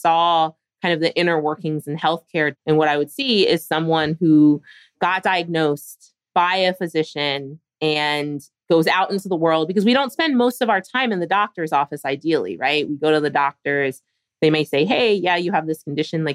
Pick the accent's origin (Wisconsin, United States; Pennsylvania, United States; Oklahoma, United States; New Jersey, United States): Pennsylvania, United States; Philadelphia; I grew up in Philadelphia.